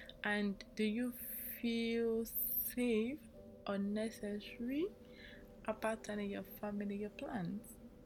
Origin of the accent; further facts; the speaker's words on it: Nigeria; I'm an Nigerian, okay? My parents are Nigerian